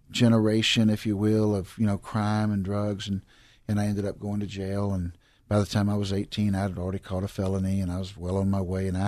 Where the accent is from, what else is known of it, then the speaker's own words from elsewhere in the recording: Houston, Texas, United States; I grew up right here in Houston, Texas, southeast side of Houston, Texas, and I grew up kind of in that dropout generation of the '60s